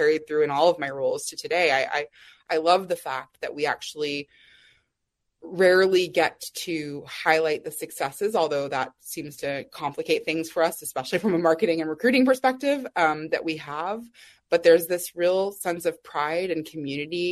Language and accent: English; Austin, Texas, United States; I grew up in Austin, Texas.